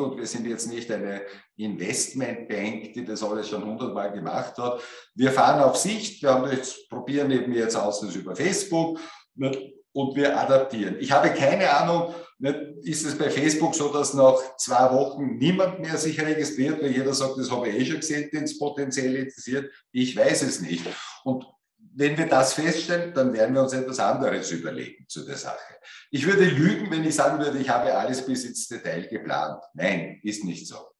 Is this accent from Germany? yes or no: no; Austria; bei uns in Österreich